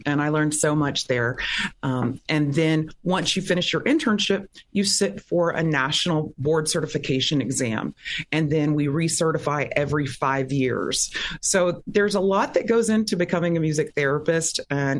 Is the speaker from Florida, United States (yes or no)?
yes; Pensacola, Florida, United States; also born or lived in Texas / Louisiana; now in Orlando, United States; Well, I am a native Floridian. I was born in Pensacola, Florida, and then my father was a minister, so we moved around the South, the Gulf Coast a lot.